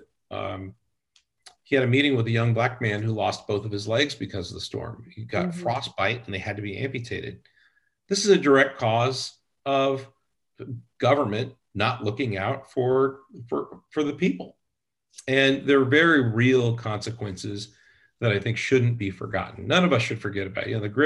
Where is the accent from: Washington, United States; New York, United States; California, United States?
California, United States; now in Texas, United States; I'm originally from California.